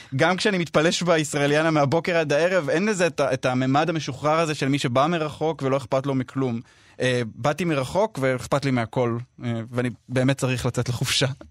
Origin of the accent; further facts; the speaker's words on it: Israel; moved away as an adult; now in London, United Kingdom; אני מכאן כן, נכון, אי אפשר לברוח מזה, כל המערך הנפשי שלי והתרבותי והקהילתי, הכל